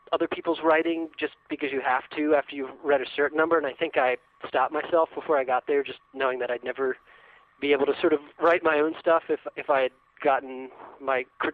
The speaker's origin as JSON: {"language": "English", "area": "Shenandoah Valley", "region": "Virginia", "country": "United States", "tie": "born or raised there", "also_born_or_lived": "Chapel Hill, North Carolina", "moved": "as an adult", "said": "I grew up in Virginia in the Shenandoah Valley. So I was born in Chapel Hill, and my parents moved back there. But yeah, I spent most of my years in Virginia."}